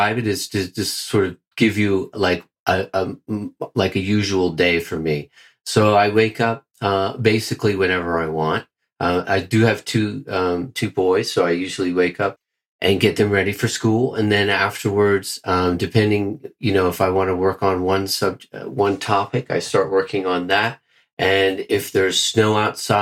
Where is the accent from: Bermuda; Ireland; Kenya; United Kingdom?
Bermuda; moved away as an adult; also born or lived in Mexico; now in Switzerland; originally from Bermuda, and I have not lived in Bermuda probably for about 11 years